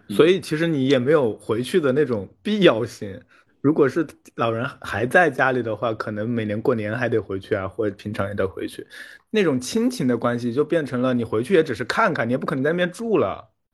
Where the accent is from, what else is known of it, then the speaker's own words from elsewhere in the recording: Jiangxi countryside, China; moved away; 我自己小时候是在乡下长大的，但是是南方，然后我是在我外婆家长大的，村子很小，附近都是山